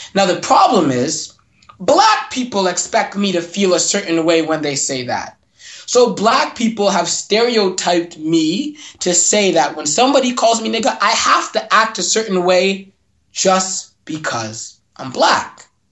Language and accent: English; Mississauga, Ontario, Canada; I grew up in Mississauga.